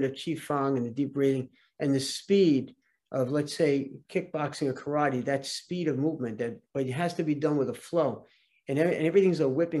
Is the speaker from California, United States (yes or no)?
no; Brooklyn and Long Island, New York, United States; I grew up in Brooklyn and Long Island